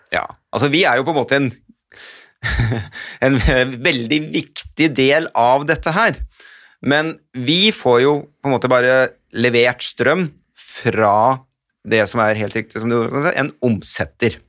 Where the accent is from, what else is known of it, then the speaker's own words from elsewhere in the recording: Hamar, Innlandet, Norway; Jeg kommer fra Hamar-traktene